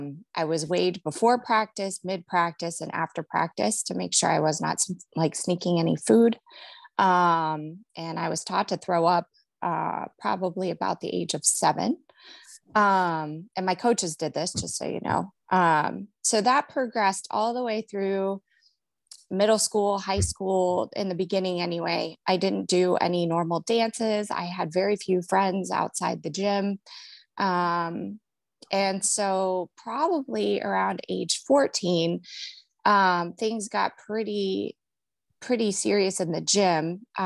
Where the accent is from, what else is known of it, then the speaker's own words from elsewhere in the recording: Cleveland, Ohio, United States; now in Cincinnati, United States; So I'm from Cleveland, Ohio, but I settled here in Cincinnati, Ohio, where I'm married.